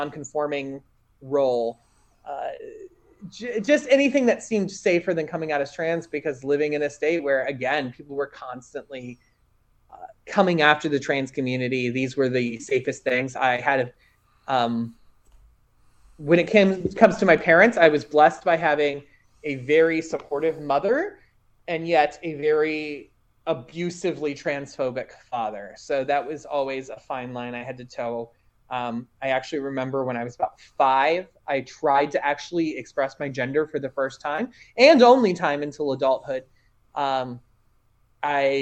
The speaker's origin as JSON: {"language": "English", "region": "rural Indiana", "country": "United States", "tie": "born or raised there", "said": "just being visibly queer in any way was not a safe thing in my hometown. I mean, we're talking, again, rural, conservative Indiana in the early 90s"}